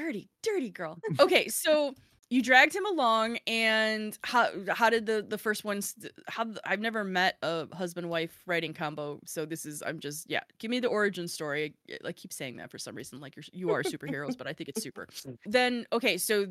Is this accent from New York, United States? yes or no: no; Chicago, Illinois, United States; I'm Chicago blunt. Love it or not, I'm originally from Chicago and I've had so many people be like, wow, you're really blunt.